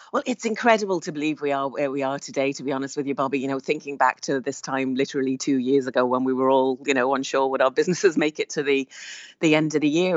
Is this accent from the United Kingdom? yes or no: no; Ireland; we are Irish booksellers on the ground.